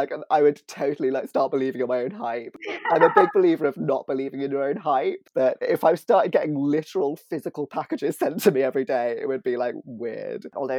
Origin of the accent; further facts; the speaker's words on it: United Kingdom; I'm British.